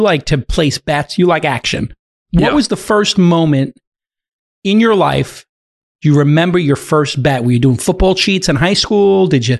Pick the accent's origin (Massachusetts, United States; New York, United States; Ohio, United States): New York, United States; New York City; moved away; also born or lived in Los Angeles; I grew up in Brooklyn, but when I lived in LA for a while